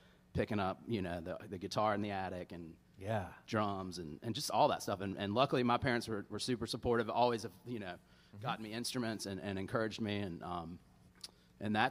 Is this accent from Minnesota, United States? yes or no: no; Charlotte, North Carolina, United States; I born and raised in Charlotte, still live in Charlotte. You know, I'm a North Carolina native and grew up here